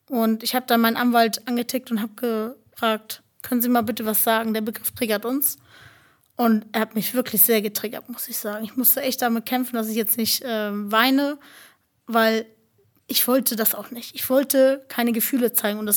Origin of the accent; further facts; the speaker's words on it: Germany; Und ja, ich bin deutsche Zintetzer, ne? Also wir sind Deutsche.